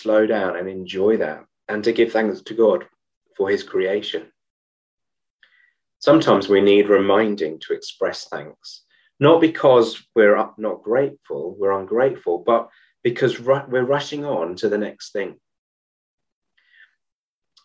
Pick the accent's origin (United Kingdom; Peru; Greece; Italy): United Kingdom; as a Brit